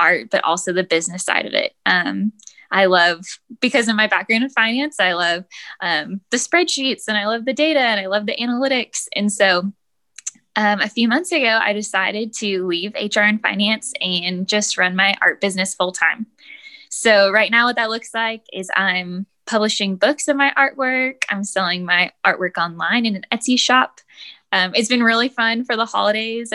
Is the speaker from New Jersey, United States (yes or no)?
no; Los Angeles, California, United States; moved away as an adult; now in Little Rock, United States; I'm originally from Los Angeles, California